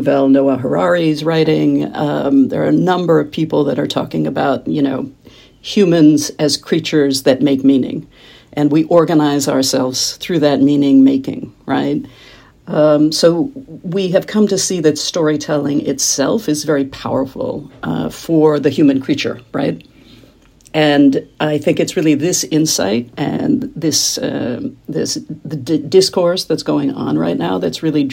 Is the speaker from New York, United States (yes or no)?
no; Kansas, United States; moved away as an adult; I grew up in Kansas, which is in the middle of the country, smack dab in the middle of the U.S., and went east as soon as it was legal